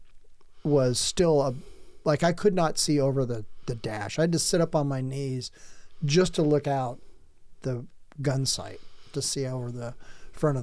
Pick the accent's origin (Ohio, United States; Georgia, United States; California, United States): California, United States; San Diego County, Southern; I grew up in Southern California. I grew up in San Diego County, all over it